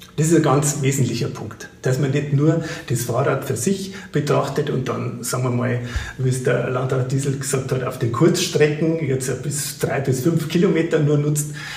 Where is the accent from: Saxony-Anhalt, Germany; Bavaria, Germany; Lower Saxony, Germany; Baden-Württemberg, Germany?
Bavaria, Germany; Bäderdreieck; Ich komme ja aus dem Bäderdreieck, ähm, Bad Birnbach, Bad Griesbach, Bad Füssing